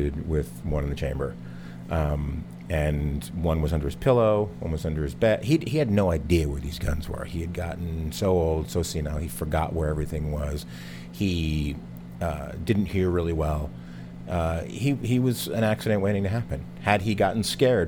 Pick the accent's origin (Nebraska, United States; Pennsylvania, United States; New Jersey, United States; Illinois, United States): New Jersey, United States; growing up in New Jersey, people, you know, we hunted